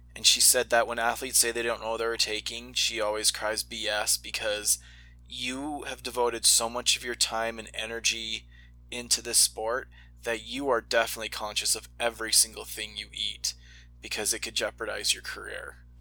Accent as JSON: {"language": "English", "country": "United States", "said": "I'm an American that didn't grow up with hockey"}